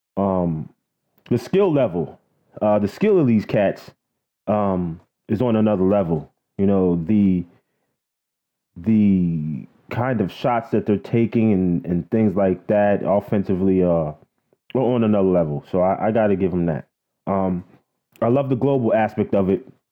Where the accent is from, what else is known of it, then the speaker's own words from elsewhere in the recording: New York City, New York, United States; I grew up in Queens, Flushing, Queens to be exact